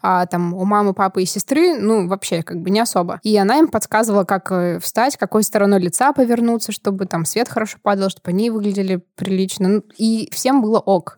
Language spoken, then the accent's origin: Russian; Prokopyevsk, Kemerovo Oblast, Russia; я из Сибири, я из города Прокопьевска